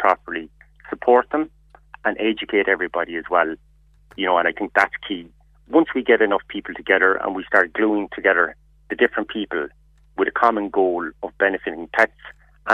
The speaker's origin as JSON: {"language": "English", "area": "Kerry", "region": "Munster", "country": "Ireland", "moved": "yes", "lives_now": "Dublin, Ireland", "said": "We are based in Dublin. I'm initially from Kerry myself"}